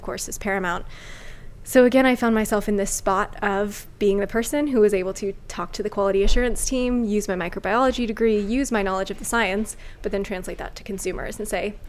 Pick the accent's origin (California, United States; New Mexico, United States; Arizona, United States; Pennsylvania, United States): California, United States; also born or lived in Northern Ireland; My family moved to California when I was 8, so I did all of my schooling, finished my schooling in the States.